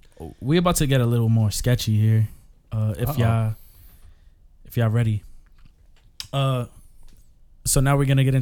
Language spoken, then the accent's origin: English; New York, United States; we're from New York